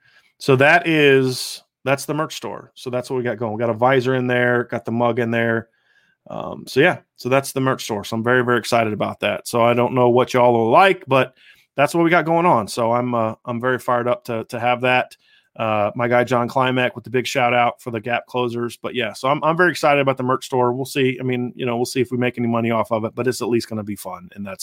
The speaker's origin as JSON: {"language": "English", "town": "Lima", "region": "Ohio", "country": "United States", "tie": "born or raised there", "moved": "yes", "said": "I always do every time I'm back home. I grew up in Lima."}